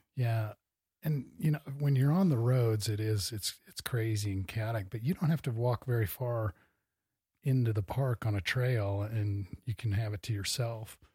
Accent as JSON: {"language": "English", "town": "Cedar Falls", "region": "Iowa", "country": "United States", "tie": "born or raised there", "moved": "yes", "lives_now": "Bozeman, United States", "said": "I was born in Iowa"}